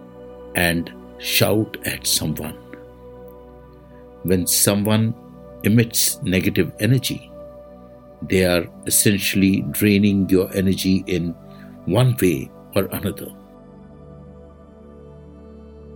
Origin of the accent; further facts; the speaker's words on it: India; I am the Indian monk